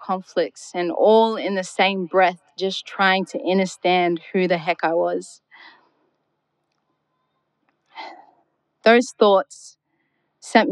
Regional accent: Darwin, Northern Territory, Australia; I was born and raised up here on Gulamedigan country

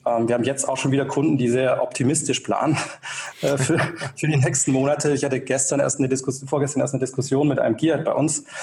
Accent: Tübingen, Baden-Württemberg, Germany; also born or lived in Berlin; Ich bin tatsächlich aufgewachsen hier in der Region in Tübingen

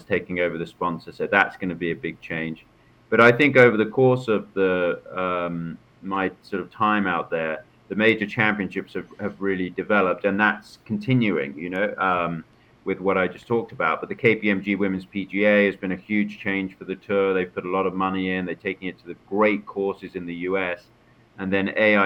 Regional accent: London area, United Kingdom; also born or lived in Macon, Georgia, United States / Orlando, United States; what I grew up on here in the London area.

